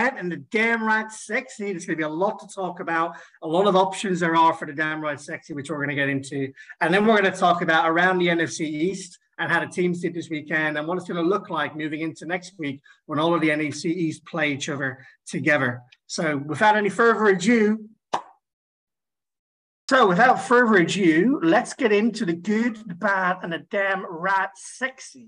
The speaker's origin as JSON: {"language": "English", "country": "Ireland", "said": "I'm Irish."}